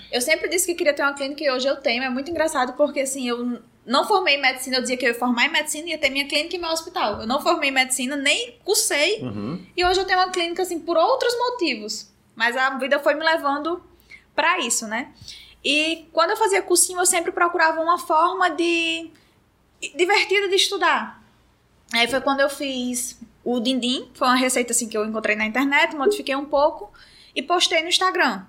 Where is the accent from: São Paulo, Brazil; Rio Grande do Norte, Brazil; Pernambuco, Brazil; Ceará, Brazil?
Rio Grande do Norte, Brazil; Mossoró; moved away as an adult; also born or lived in Sobral; now in Natal, Brazil; Nasci em Mossoró e tem três anos que eu moro aqui em Natal